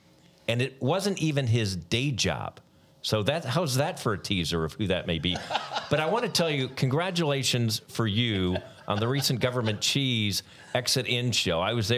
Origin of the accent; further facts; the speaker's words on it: outside Chicago, Illinois, United States; I grew up outside Chicago.